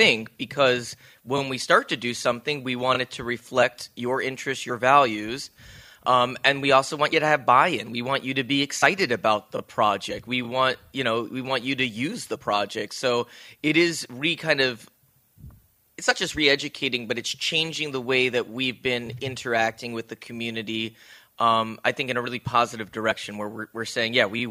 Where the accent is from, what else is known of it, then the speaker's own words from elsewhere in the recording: New Jersey, United States; also born or lived in Chicago; now in Saugatuck, United States; I grew up in New Jersey